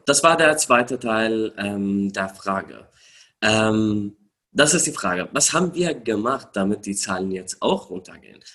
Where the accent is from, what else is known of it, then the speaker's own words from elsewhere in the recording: Syria; German is a second language; moved away as an adult; now in Germany; ich bin in Syrien geboren, dort aufgewachsen